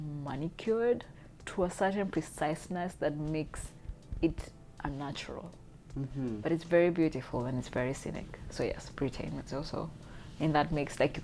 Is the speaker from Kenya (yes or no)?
yes; Kenya; being of Kenyan origin